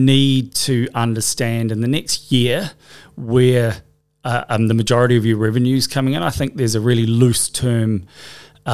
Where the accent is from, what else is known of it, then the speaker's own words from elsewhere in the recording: New Zealand; moved away as an adult; now in Australia; I came over from New Zealand having finished studying psychology